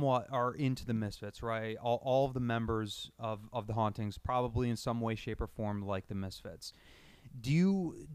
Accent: New York, United States; we're not from New York City, but we're from fucking New York State

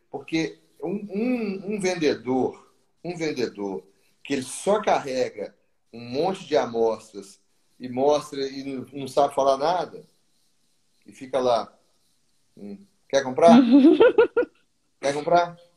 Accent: Rio de Janeiro, Brazil; Do Rio. No Rio o calor danado

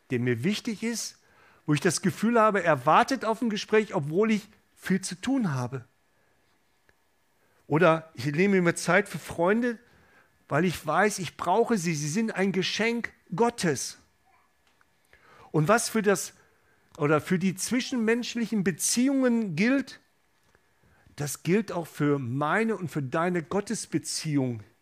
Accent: Gelsenkirchen, North Rhine-Westphalia, Germany; ich komme ursprünglich aus dem Ruhrgebiet, aus Gelsenkirchen

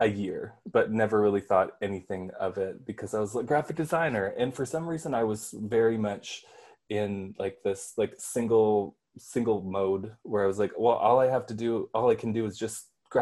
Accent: Red Lake, Ontario, Canada; also born or lived in Manitoba; now in Toronto, Canada; I'm Ojibwe from Kizikwenan Reserve out in Manitoba. But I was born and raised in Red Lake and then escaped and went to Toronto

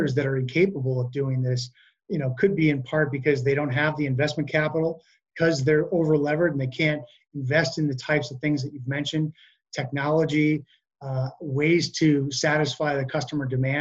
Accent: United States; us as American consumers

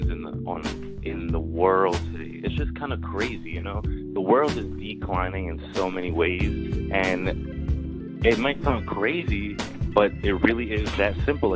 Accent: Trinidad & Tobago; now in United States; I was born in Trinidad

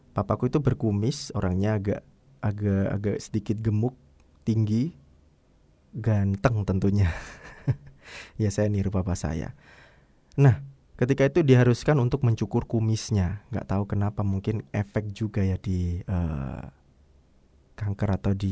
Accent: Surabaya, East Java, Indonesia; born there; also born or lived in Waru, Sidoarjo; itu mamaku sempat tinggal di daerah Surabaya ya tempat kelahiranku kalau nggak salah di Jalan Tuban Raya

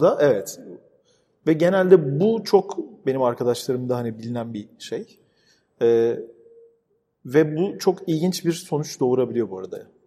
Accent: Istanbul, Turkey; ben burada doğdum büyüdüm. Babam da 15 yaşında gelmiş bu arada buraya

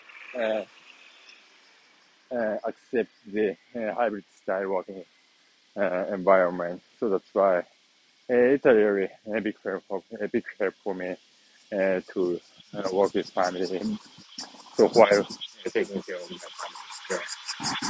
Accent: Nagoya, Aichi, Japan; my hometown here is Nagoya City

